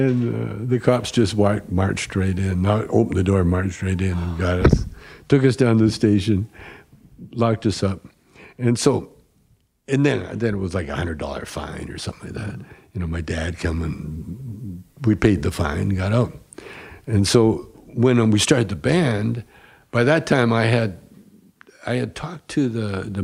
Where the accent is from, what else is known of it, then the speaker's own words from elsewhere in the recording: Calgary, Alberta, Canada; moved away; also born or lived in Edmonton / Vancouver; Calgary originally, or Edmonton. I was born in Edmonton.